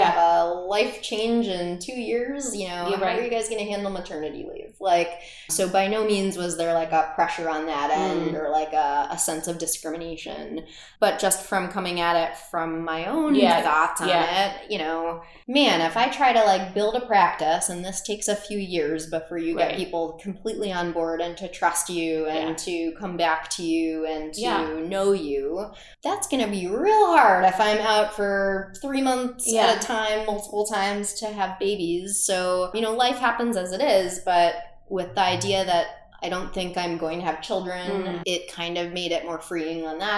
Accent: Midwest, United States; also born or lived in Boston, United States; I'm a Midwesterner at heart.

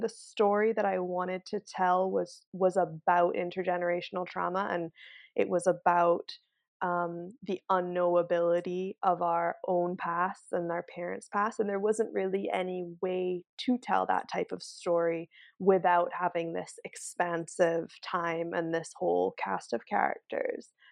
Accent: Barbados; moved away as an adult; now in Vancouver, Canada; I grew up in Barbados. Um, I moved to Canada when I was eighteen for university and ended up, uh, just settling here

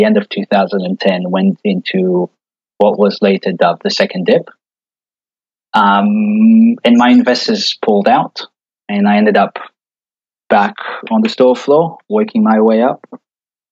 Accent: Israel; moved away; I grew up in Israel, born and raised.

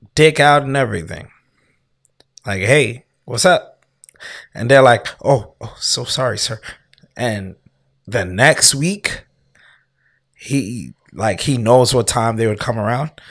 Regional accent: United States; also born or lived in Canada; when I was, like, seven or eight, we moved back to the U S. And then I've been here ever since

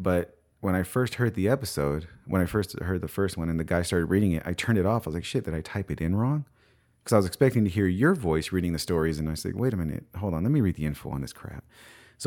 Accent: Bakersfield, California, United States; Bakersfield, California, that's my hometown

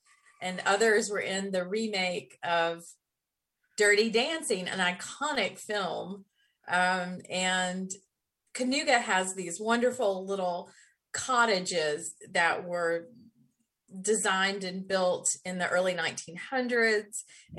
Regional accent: Black Mountain, North Carolina, United States; also born or lived in Hickory; You know, actually, I was born in Western North Carolina in Hickory, which is at least used to be known as the furniture capital of the world. I did grow up in Western North Carolina in Black

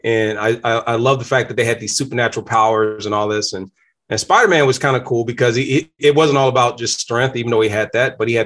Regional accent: Danville, Virginia, United States; moved away as an adult; now in Michigan, United States; I'm not originally from Michigan. I'm from Virginia. I came here in 1991 to Michigan after being drafted by Detroit Lions, but grew up in a small place called Danville, Virginia

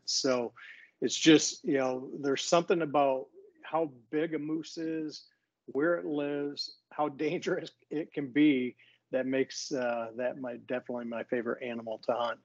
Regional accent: Michigan, United States; also born or lived in Franklin, Tennessee; I'm from Michigan. I grew up in Michigan, and I've lived here most of my life

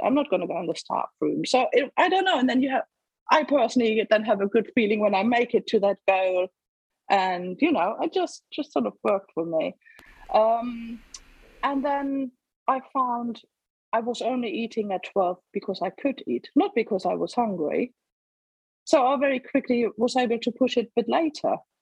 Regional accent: Germany; moved away as an adult; now in England, United Kingdom; I was born in Germany and lived there for the first 28 years, roughly, of my life. And then met an English bloke and moved to England for love

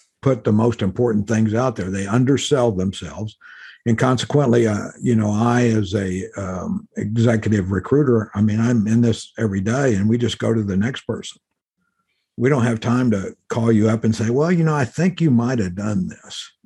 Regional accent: Mexican border in South Texas, United States; moved away as an adult; I grew up in the Mexican border in South Texas

